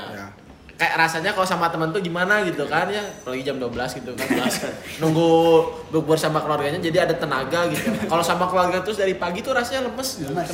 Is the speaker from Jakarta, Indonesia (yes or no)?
no; West Java, Indonesia; ini podcast itu karena kita orang Sunda.